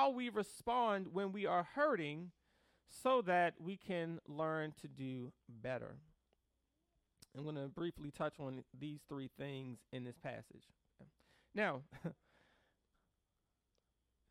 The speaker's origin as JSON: {"language": "English", "town": "Baltimore", "region": "Maryland", "country": "United States", "tie": "born or raised there", "said": "Growing up in Baltimore City"}